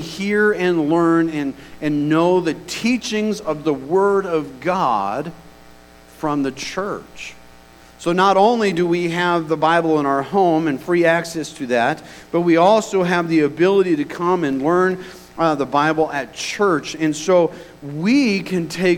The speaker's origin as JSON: {"language": "English", "country": "United States", "said": "we as American citizens"}